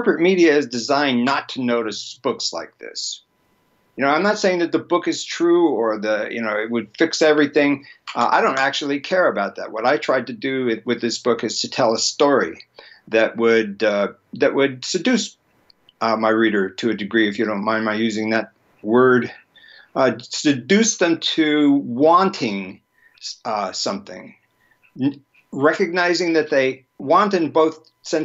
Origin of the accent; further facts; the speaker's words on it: United States; I was born here, I'm sort of stuck here